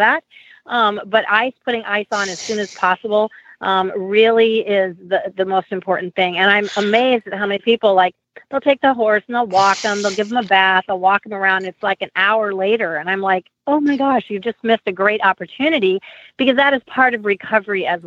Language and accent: English; Omaha, Nebraska, United States; I'm from Omaha, Nebraska, where it does snow